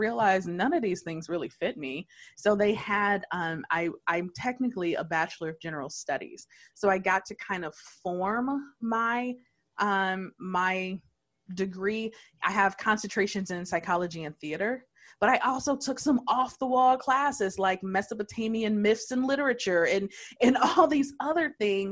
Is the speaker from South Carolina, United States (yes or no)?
no; Detroit, Michigan, United States; born and raised in Detroit